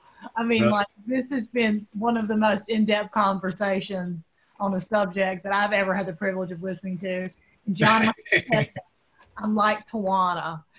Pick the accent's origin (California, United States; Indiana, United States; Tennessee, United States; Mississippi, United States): Mississippi, United States; Rolling Fork; moved away; I'm from Rolling Fork.